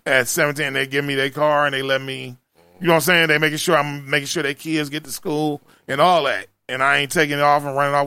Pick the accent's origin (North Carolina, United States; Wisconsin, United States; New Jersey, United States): Wisconsin, United States; Milwaukee; I'm from Milwaukee.